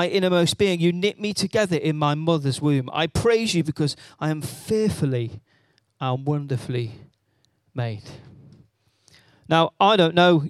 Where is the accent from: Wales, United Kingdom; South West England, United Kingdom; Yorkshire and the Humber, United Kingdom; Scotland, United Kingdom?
Wales, United Kingdom; I am Welsh